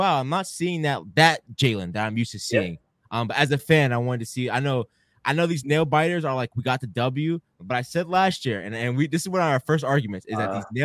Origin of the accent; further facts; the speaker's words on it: Philadelphia, Pennsylvania, United States; my whole life, my mom lived in Northeast Philly, so I grew up in Philly